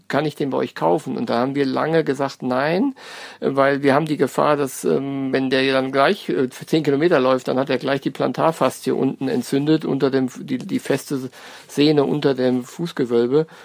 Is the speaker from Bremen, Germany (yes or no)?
no; North Rhine-Westphalia, Germany; now in Frankfurt, Germany; ich komme gar nicht aus Hessen, sondern bin aus NRW